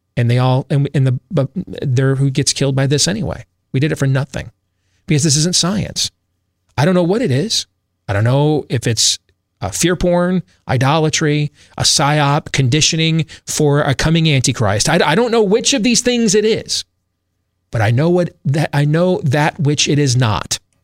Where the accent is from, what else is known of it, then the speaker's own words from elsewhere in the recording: Michigan, United States; I grew up in Michigan, so I know the state very well.